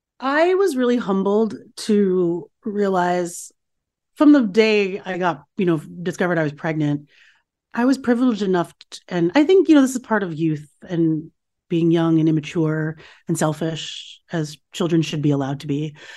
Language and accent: English; United States; I was raised here in America, and I was sort of free from some of those scripts that my parents had and that my mother had.